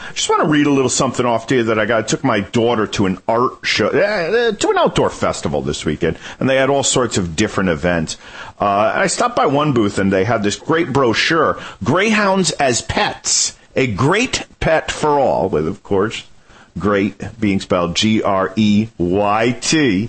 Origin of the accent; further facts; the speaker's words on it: Connecticut, United States; I'm from Connecticut